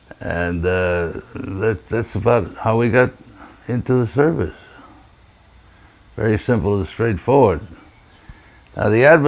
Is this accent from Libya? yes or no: yes; Tripoli, Libya; born there; The short answer to how I got in the Marine Corps is that I was born in Tripoli, Libya.